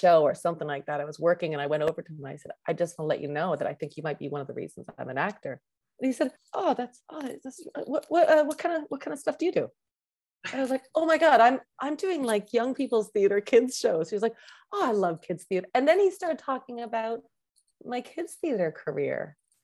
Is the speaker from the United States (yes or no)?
no; Canada; I'm an actress from Canada.